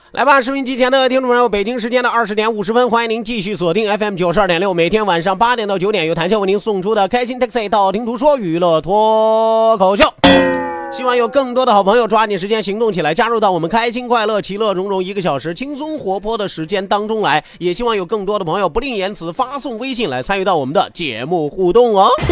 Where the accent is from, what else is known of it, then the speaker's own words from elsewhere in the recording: China; 作为一个中国人，作为一个堂堂正正的中国人